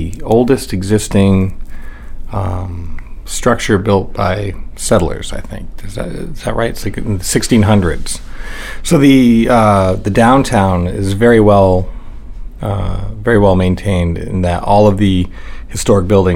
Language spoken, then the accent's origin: English; York, Maine, United States; also born or lived in Dover, New Hampshire; I'm actually from Cape Neddick, which is just south of Ogunquit. So Cape Neddick, even though it has its own post office, went to the York school system